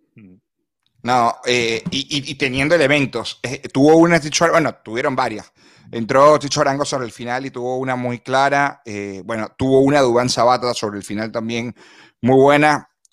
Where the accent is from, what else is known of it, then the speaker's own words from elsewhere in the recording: Venezuela; como venezolano